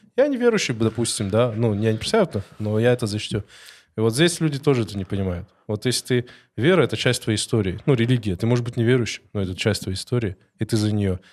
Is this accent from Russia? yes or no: yes; North Caucasus, Russia; Russian is a second language; now in Moscow, Russia; я с Кавказа, вы с Кавказа, сколько лет живу